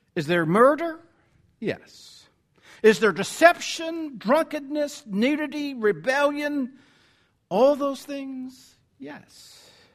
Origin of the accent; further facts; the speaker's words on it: the South, United States; accent: southern; my southern accent's getting in the way here